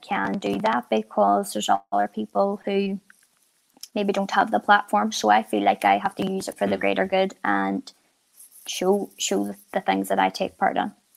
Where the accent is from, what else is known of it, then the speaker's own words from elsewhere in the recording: Ireland; being Irish